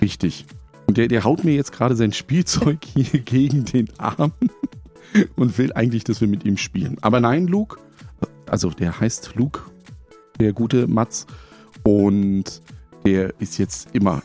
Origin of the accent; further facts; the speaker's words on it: Potsdam, Brandenburg, Germany; moved away; ich komme ja ursprünglich aus der Berliner Potsdamer Ecke, beziehungsweise aus Potsdam, habe da noch Verwandte